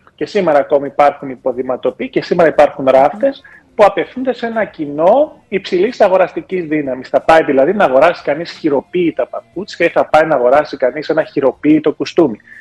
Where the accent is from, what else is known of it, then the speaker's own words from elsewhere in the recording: Germany; moved away; οι δικοί μου γονεί μετανάστε ήταν. Γεννήθηκα μεγάλο στη Γερμανία